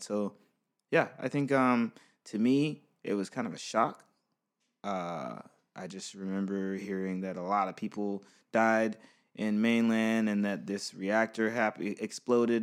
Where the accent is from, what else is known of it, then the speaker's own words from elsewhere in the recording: United States; I'm from America